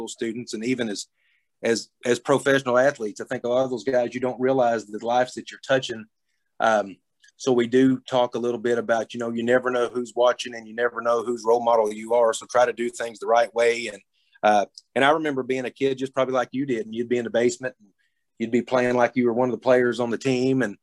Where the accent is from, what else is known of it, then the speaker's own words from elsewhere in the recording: Thayer, United States; I'm from Thayer. I played high school basketball here, graduated from here